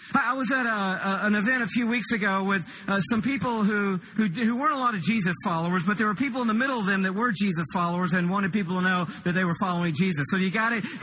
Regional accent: Atlanta, Georgia, United States; I'm from Atlanta, Georgia. Shelley, my wife, and I live there

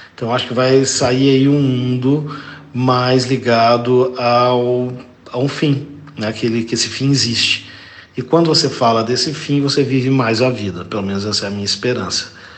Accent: Belo Horizonte, Minas Gerais, Brazil; nasci há 54 anos em Belo Horizonte, sou um brasileiro mineiro

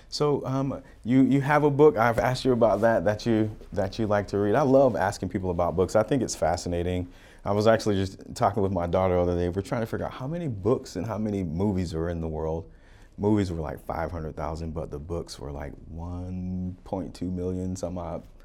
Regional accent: Florida, United States; also born or lived in Utah / Oregon; now in Arizona, United States; I grew up in Florida

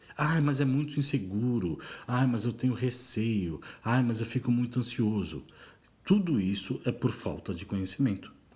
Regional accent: São Paulo, Brazil; moved away as an adult; sou nascido e criado em São Paulo

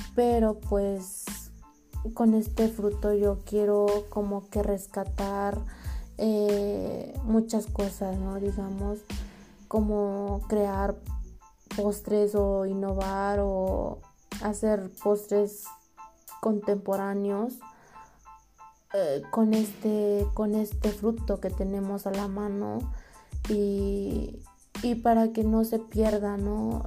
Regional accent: Oaxaca, Mexico; moved away; yo soy de Oaxaca, entonces allá en la ciudad de donde, de donde yo vengo

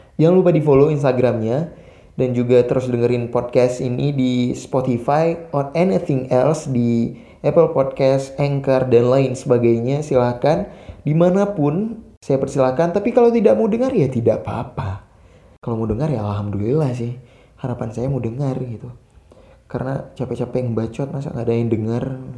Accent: Aceh, Indonesia; saya asli Aceh

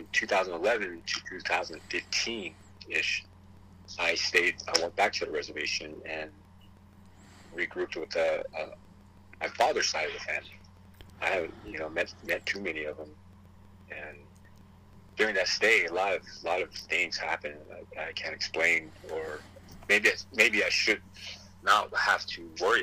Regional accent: South Gate, California, United States; English is a second language; also born or lived in Maywood, California / reservation (unspecified); where I grew up, middle school and high school, that was Southgate Watts

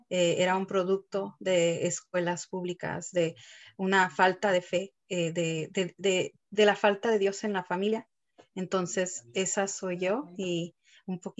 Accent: Dallas, Texas, United States; born there; Pues soy nacida en Dallas, Texas, pero soy de familia mexicana, somos ah, familia de Guanajuato

